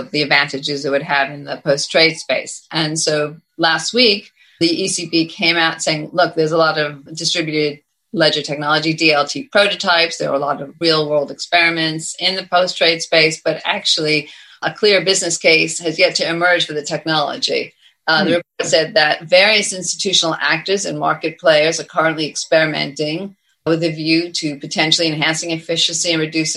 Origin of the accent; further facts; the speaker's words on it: United States; moved away as an adult; now in United Kingdom; having lived here for so many years as an American